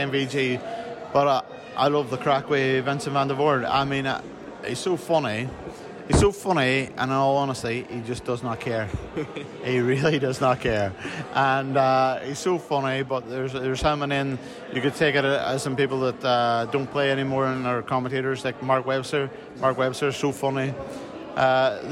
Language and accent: English; Northern Ireland, United Kingdom; I come from Northern Ireland